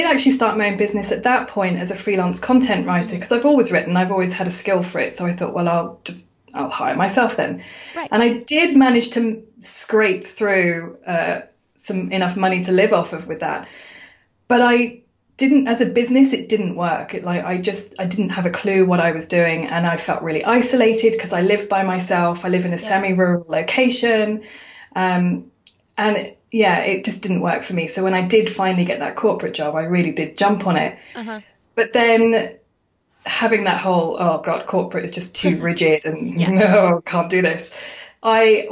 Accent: United Kingdom; I'm a Brit, I'm a girl

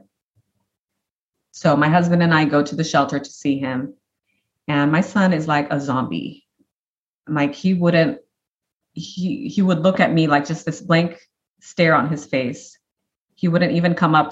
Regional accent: Brazil; now in Nashville, United States; my husband and I only spoke Portuguese with him. We're originally from Brazil

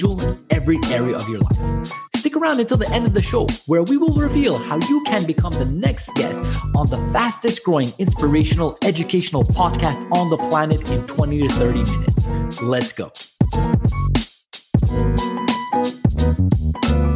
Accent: Montreal, Quebec, Canada; we're both from Montreal.

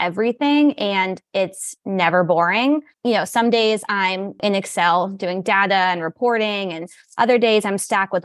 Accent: New York, United States; moved away as an adult; also born or lived in Virginia / Maryland; I hail from New York originally. I spent time working in Virginia, Maryland, and now I'm back

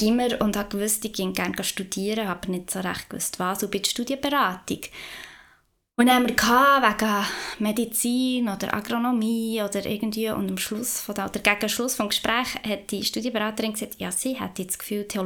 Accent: Upper Emmental, Bern, Switzerland; also born or lived in Lauterbrunnen; ich komme aus dem Emmental

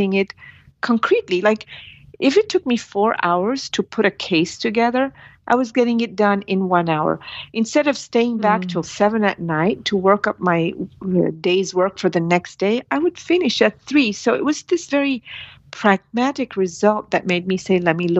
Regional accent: India; moved away; I'm from India

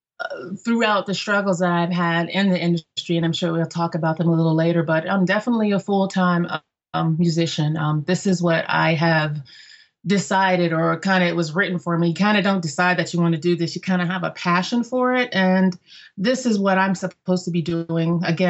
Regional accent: Germany; My mom sang as I grew up in Germany, so my mother often performed at the military clubs.

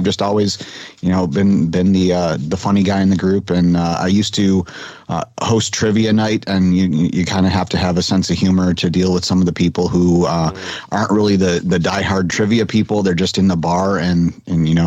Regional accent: Michigan, United States; now in Florida, United States; I grew up in Michigan and I came down to Florida because I was sick of Michigan winters

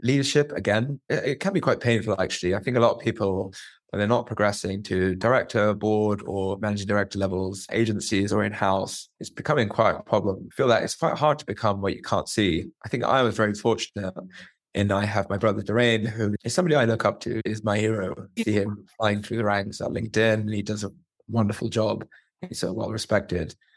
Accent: Luton, East of England, United Kingdom; I'm a guy that's born and bred in Luton

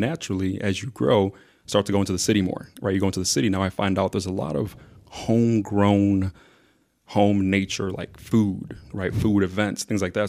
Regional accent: Mount Prospect, Illinois, United States; also born or lived in Zambia; growing up in Mount Prospect

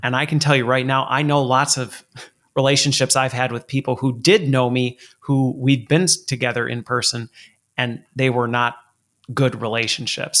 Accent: Colorado, United States; I was born in Colorado

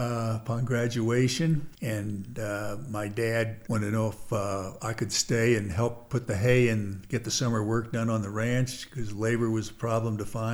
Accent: Wyoming, United States; born or raised there; also born or lived in Philadelphia, Pennsylvania / Lander, Wyoming / Jackson, Wyoming

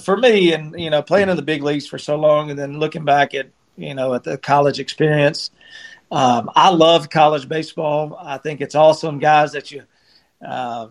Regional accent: Fulton, Mississippi, United States; I grew up in right outside Tupelo, Mississippi, in Fulton, at Awamba

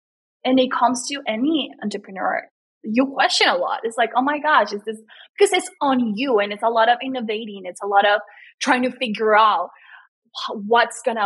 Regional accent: Colombia; English is a second language; also born or lived in Los Angeles, United States; now in United States; I was born and raised in Colombia

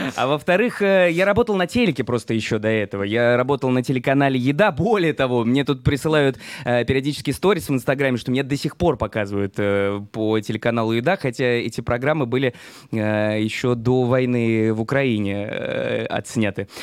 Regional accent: Saint Petersburg, Russia; moved away as an adult; now in Israel; в Санкт-Петербурге, откуда я родом

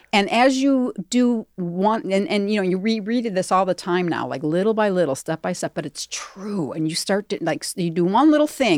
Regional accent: Darien, Illinois, United States; In the suburbs, Southwest, like around Darien, Hinsdale

